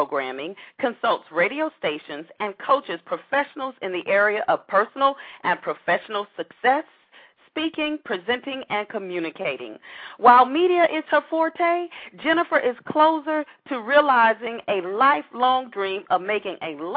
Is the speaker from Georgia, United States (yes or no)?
yes; Atlanta, Georgia, United States; my hometown of Atlanta